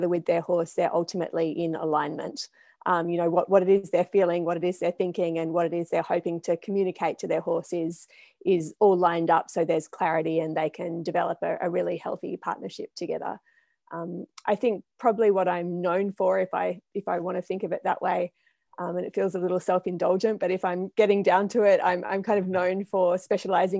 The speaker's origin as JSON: {"language": "English", "area": "Blue Mountains", "region": "New South Wales", "country": "Australia", "tie": "born or raised there", "moved": "yes", "said": "I'm from Australia originally, and I was born in the Blue Mountains"}